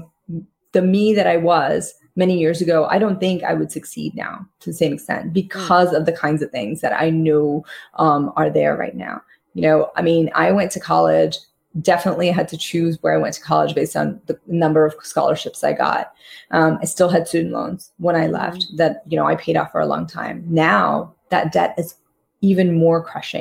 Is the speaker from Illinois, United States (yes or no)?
no; New York City, New York, United States; also born or lived in Bombay, India; I grew up in Queens